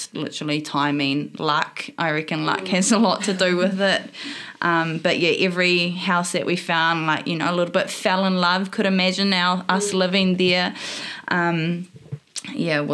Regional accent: Opotiki, Bay of Plenty, New Zealand; moved away as an adult; now in Hamilton, New Zealand; I'm born and bred in a small town on the east coast in the eastern Bay of Plenty called Opotiki

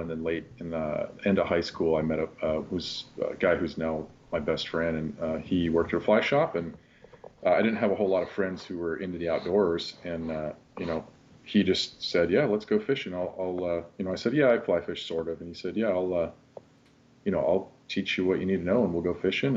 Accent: Kirkland, Washington, United States; also born or lived in West Seattle; I grew up in Kirkland, um, you know the home of uh, of Costco

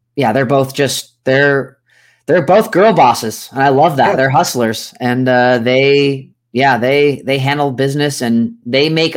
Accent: just east of San Francisco, Northern California, United States; I grew up in Northern California, just east of San Francisco.

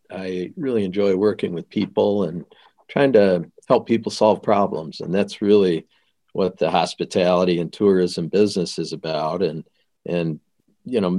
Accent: Lansing, Michigan, United States; also born or lived in Des Moines, Iowa; I grew up in Lansing

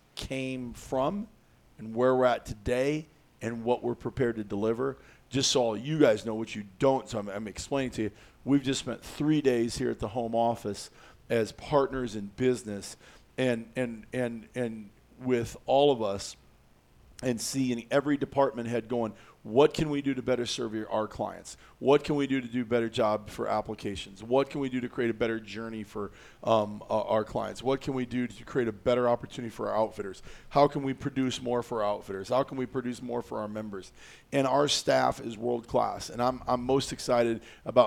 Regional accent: Iowa, United States; I grew up in Iowa

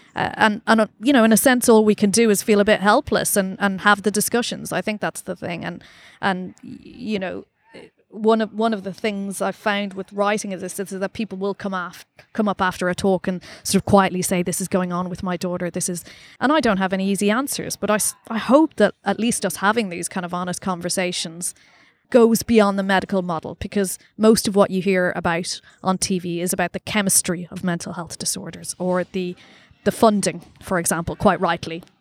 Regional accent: Ireland; accent: Irish; now in London, United Kingdom; I'm Irish, as you can probably tell

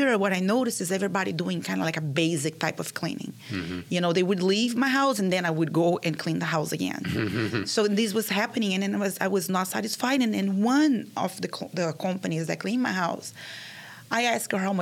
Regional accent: Rio de Janeiro, Brazil; English is a second language; moved away as an adult; now in United States; I'm from Brazil, yeah. From Rio de Janeiro, and I moved here 8 years ago

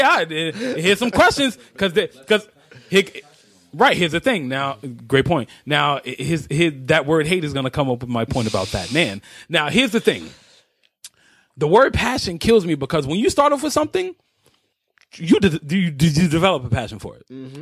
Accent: New York City, New York, United States; I grew up in Spanish Harlem.

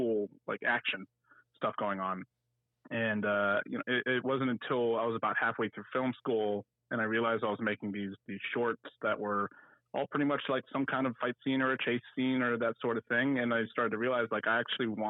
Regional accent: Washington, District of Columbia, United States; moved away as an adult; now in Atlanta, United States; back in my hometown in Washington D.C.

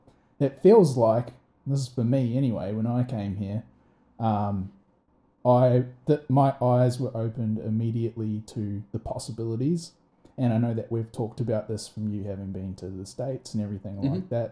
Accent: Rotorua, Bay of Plenty, New Zealand; moved away; I'm from Rotorua.

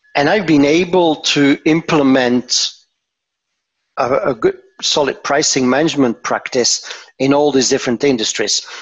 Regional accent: Antwerp, Flanders, Belgium; moved away as an adult; now in Tervuren, Belgium; I'm originally from Antwerp, but I moved work-wise uh, to to uh, uh, this area.

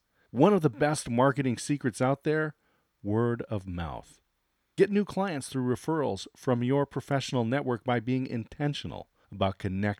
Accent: California, United States; Now, I grew up in Disneyland.

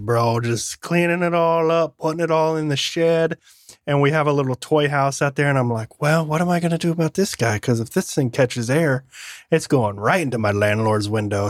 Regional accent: Michigan, United States; moved away; I grew up in Michigan

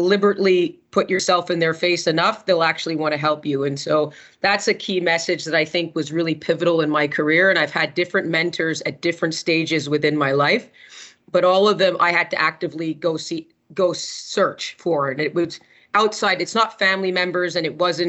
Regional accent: Montreal, Quebec, Canada; I grew up in Montreal

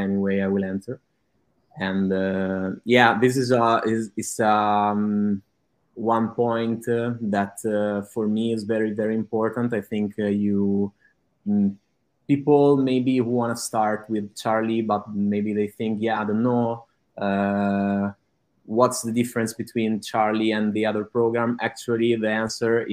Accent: Italy; English is a second language; I'm from Italy and I live in Italy

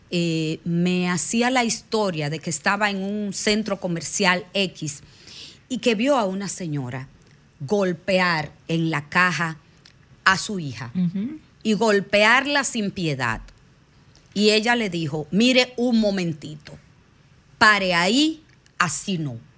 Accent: Dominican Republic; porque nosotros como, como dominicanos en los barrios vemos muchos abusos por los niños

